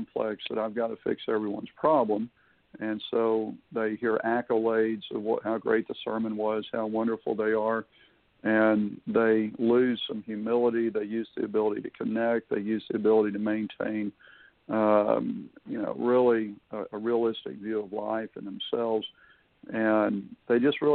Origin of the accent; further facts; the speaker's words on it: Houston, Texas, United States; now in Florida, United States; I was raised in Houston